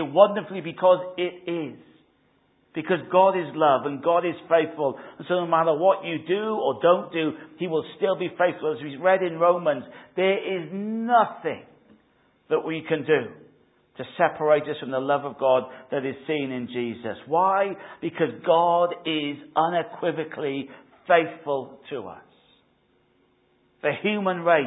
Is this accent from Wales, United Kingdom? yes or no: yes; Wales, United Kingdom; now in England; I'm Welsh